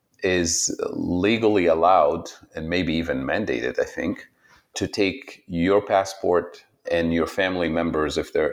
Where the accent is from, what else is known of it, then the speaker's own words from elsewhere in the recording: Tunisia; English is a second language; moved away as an adult; also born or lived in Saudi Arabia; now in Ohio, United States; I was born in Saudi Arabia and lived there for a while, went to school there even. My mother's side of the family is from Saudi Arabia and different parts of the region, the Middle East. My father's side of the family is from Tunisia and North Africa. So I went to school there for a few years. And then when I was nine, we had to move back to Tunisia for a number of reasons